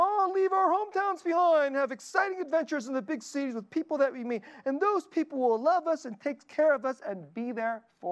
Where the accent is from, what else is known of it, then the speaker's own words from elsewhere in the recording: Dallas, Texas, United States; I grew up in Dallas.